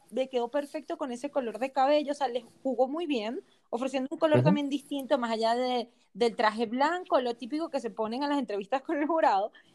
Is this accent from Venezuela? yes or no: yes; Venezuela; soy venezolana